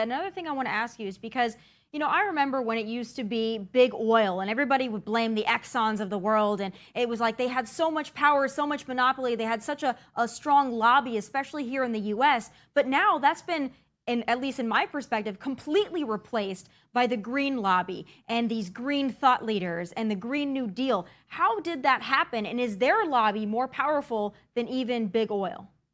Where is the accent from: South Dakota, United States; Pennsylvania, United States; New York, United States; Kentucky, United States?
South Dakota, United States; I'm from South Dakota